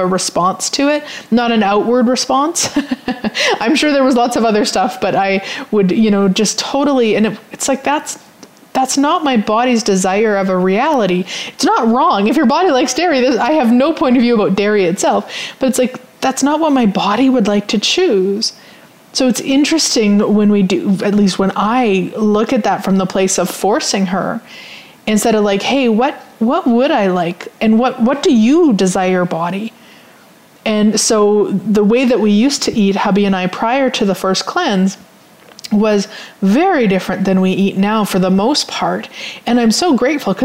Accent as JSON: {"language": "English", "country": "Canada", "said": "I'm Canadian"}